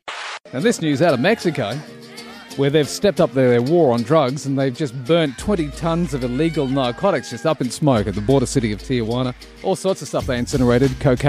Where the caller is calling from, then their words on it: Australia; I'm calling you from Australia.